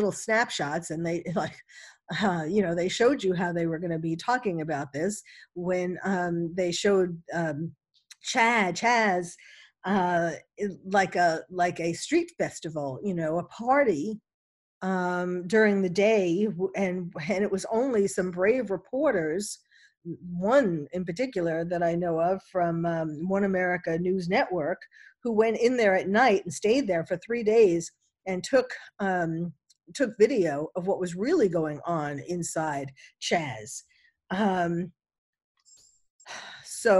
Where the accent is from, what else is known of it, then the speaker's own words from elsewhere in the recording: New York City, New York, United States; someone who was born and bred in New York City